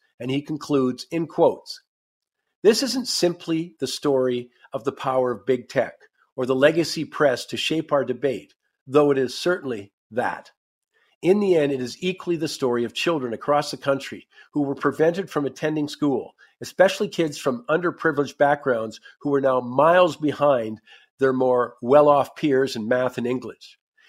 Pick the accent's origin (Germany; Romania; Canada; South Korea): Canada; we talk about being Canadian